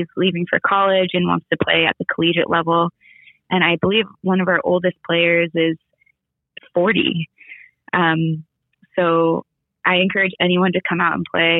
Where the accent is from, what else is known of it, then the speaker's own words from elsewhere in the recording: Southern California, United States; I grew up in Southern California